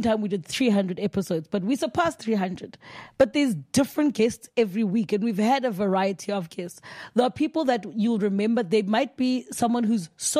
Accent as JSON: {"language": "English", "country": "South Africa", "said": "I'm from South Africa"}